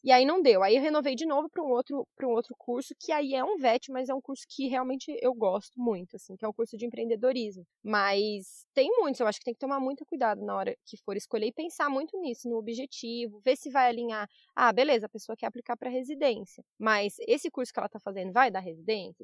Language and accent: Portuguese; Brazil; moved away as an adult; now in Australia